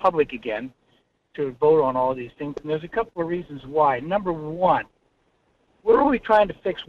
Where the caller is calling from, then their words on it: North Pole, Alaska, United States; Yeah, this is … in North Pole.